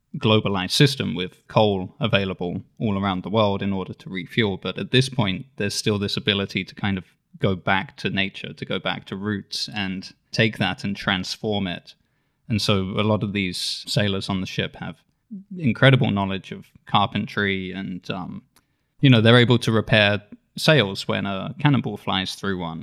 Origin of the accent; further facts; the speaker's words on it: Isle of Wight, South East England, United Kingdom; now in San Diego, United States; So I grew up on the Isle of Wight, which is in the south of the United Kingdom.